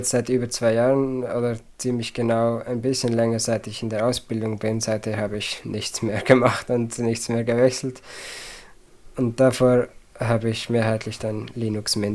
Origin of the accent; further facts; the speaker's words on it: Zurich, Switzerland; Ja, ich komme aus dem Zürcher Oberland, also Kanton Zürich, äh, die ländliche Version davon quasi. Ähm, in der Schweiz, wie gesagt, und bis heute lebe ich da auch noch.